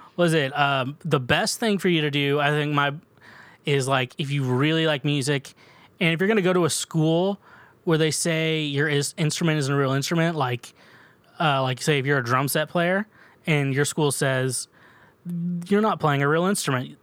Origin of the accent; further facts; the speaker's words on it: Midwest, United States; I'm from the mid, we're both from the Midwest